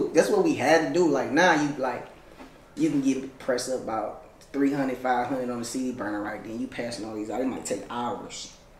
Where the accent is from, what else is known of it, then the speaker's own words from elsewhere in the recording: Detroit, Michigan, United States; because I'm from Detroit.